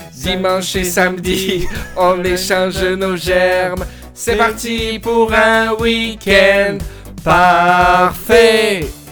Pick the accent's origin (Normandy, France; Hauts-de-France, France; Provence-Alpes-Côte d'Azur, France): Provence-Alpes-Côte d'Azur, France; D'où provient ce podcast, d'où je viens, euh, la Côte d'Azur